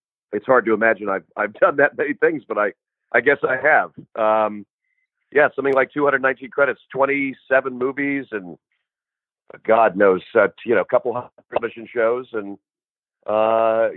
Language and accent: English; Los Angeles, California, United States; also born or lived in New York; I grew up in Los Angeles, kind of going back and forth. My folks split up when I was young, and I went back and forth between Los Angeles and New York